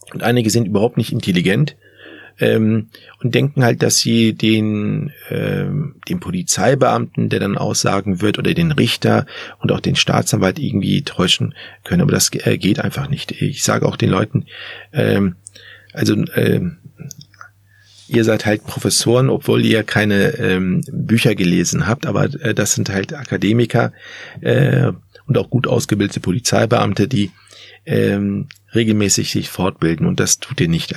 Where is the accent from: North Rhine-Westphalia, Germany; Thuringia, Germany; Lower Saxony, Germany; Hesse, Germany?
Lower Saxony, Germany; Hanover; selbst als Hannoveraner